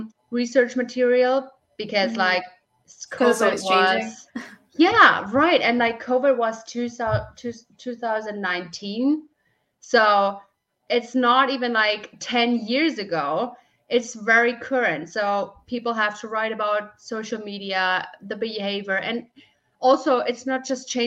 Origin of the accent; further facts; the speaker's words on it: Germany; I'm from Germany, and I am working for Huntobot since May